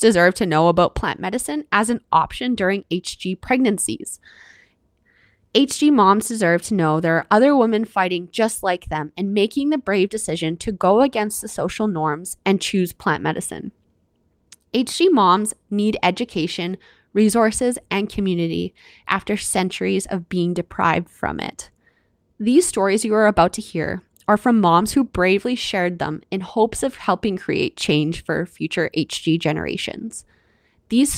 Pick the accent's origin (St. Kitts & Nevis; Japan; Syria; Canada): Canada; I'm your Canadian host